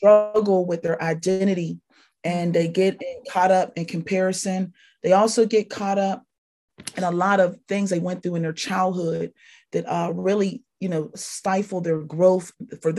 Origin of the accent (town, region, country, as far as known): Pittsburgh, Pennsylvania, United States; born or raised there; also born or lived in Tallahassee, Florida